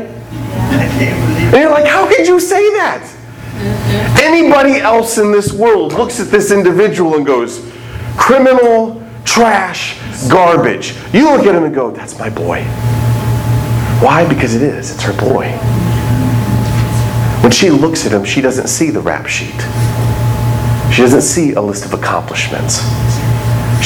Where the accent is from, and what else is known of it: United States